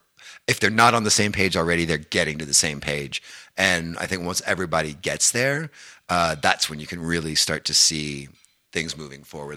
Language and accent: English; Danville, Indiana, United States; moved away as an adult; also born or lived in Bloomington, Indiana / Nashville, Tennessee; now in Calgary, Canada; the film Hoosiers was actually shot in my hometown of Danville, Indiana